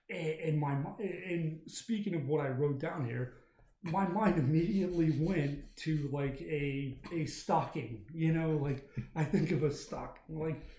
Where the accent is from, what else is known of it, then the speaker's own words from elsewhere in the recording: Denver, Colorado, United States; now in US South; Denver, Colorado. Okay. No, I've been out here. I've been in the South for about 4 years now